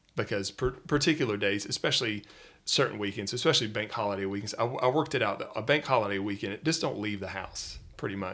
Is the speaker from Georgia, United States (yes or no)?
yes; Atlanta, Georgia, United States; moved away as an adult; now in Wales, United Kingdom; originally I'm from the Metro Atlanta area in Georgia, so in the United States, in the South